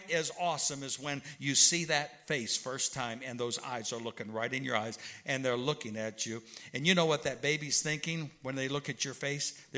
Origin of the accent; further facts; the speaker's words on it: Illinois, United States; because I'm from Central Illinois and St. Louis and all that.